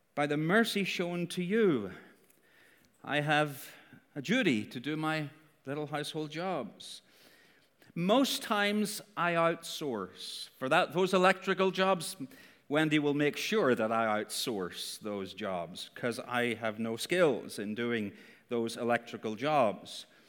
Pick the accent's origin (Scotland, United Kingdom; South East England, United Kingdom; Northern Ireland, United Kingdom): Northern Ireland, United Kingdom; Northern Irish